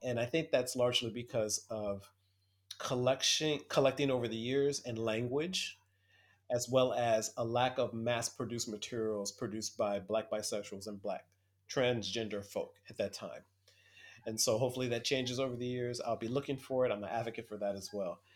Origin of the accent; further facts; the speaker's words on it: Toledo, Ohio, United States; moved away as an adult; now in New York City, United States; I'm originally from Toledo, Ohio, Midwest Ohio man, and I moved to New York City in nineteen ninety-eight